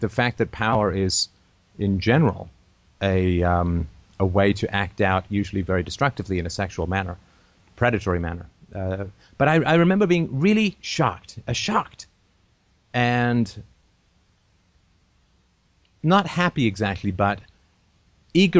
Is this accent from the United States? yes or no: no; England, United Kingdom; I grew up in England